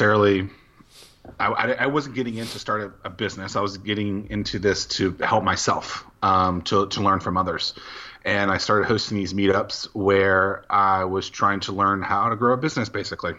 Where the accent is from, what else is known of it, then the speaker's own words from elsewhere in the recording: Norfolk, Virginia, United States; Southeastern Virginia. So Norfolk, Virginia is the specific city, about 20 minutes from Virginia Beach